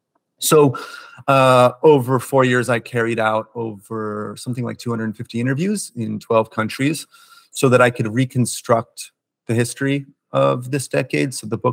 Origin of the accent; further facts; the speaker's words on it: United States; I'm a journalist from the United States